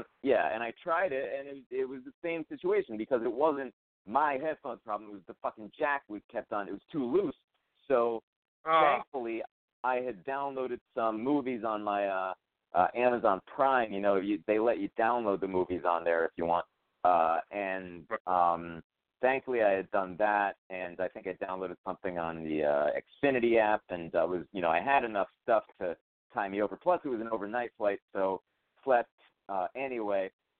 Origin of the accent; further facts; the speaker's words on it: Brooklyn, New York, United States; and then I tell her no, I'm from Brooklyn and stuff.